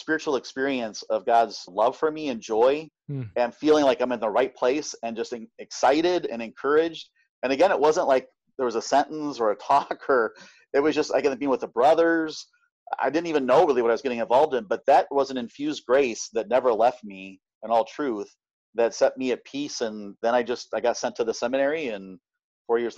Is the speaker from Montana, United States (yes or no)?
no; Omaha, Nebraska, United States; also born or lived in Kentucky / Ohio; And I've been in Omaha ever since